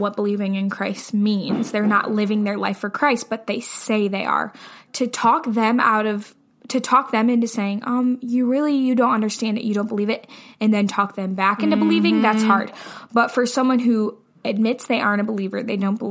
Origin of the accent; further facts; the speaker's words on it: United States; as an American